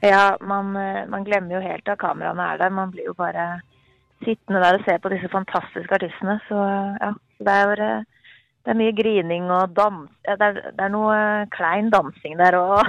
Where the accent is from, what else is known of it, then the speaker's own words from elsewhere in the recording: Northern Norway, Norway; accent: nordnorsk; moved away; jeg snakka nordnorsk da jeg var liten